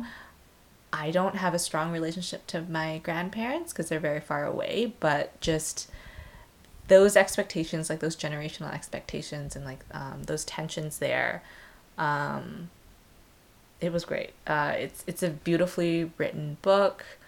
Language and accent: English; Vancouver, British Columbia, Canada; born or raised there